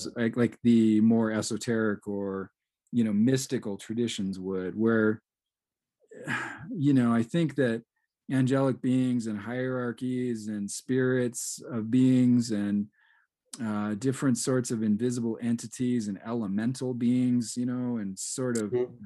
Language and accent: English; Seattle, Washington, United States; I grew up in Seattle, so I mean, I'm in the home of of coffee